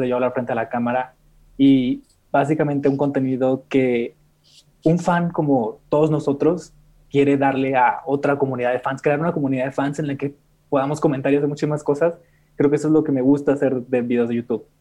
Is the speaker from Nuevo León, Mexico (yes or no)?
yes; Monterrey, Nuevo León, Mexico; moved away as an adult; now in Mexico City, Mexico; nací en Monterrey, pero actualmente tengo cuatro meses viviendo en Ciudad de México